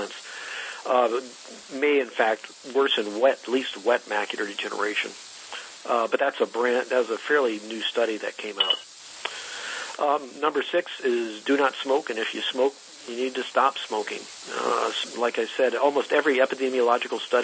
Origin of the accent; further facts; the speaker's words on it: the South, United States; now in California, United States; I grew up in the South